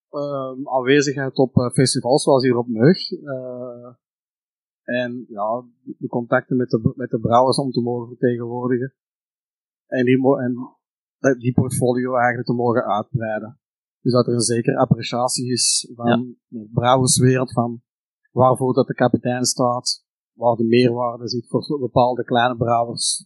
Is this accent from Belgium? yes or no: yes; Antwerp Campine, Flanders, Belgium; ik ben zelf van de Antwerpse Kempen